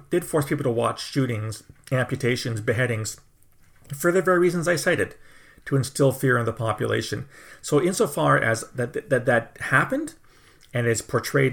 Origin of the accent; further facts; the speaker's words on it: Canada; I'm a Canadian